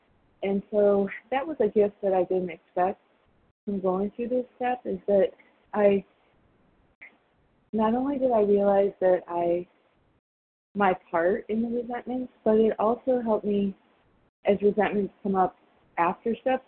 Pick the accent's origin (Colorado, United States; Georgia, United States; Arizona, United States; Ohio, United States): Arizona, United States; I'm from Arizona.